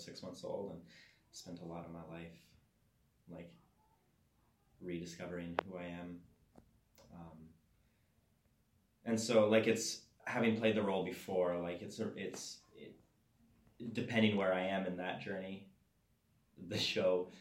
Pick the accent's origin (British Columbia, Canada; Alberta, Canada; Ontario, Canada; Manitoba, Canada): Alberta, Canada; I come from Alberta